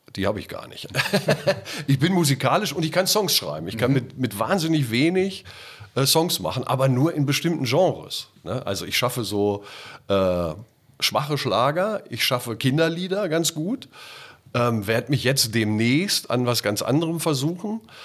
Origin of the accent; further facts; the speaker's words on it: Göttingen, Lower Saxony, Germany; moved away as an adult; now in Hamburg, Germany; Ich bin ja groß geworden in Göttingen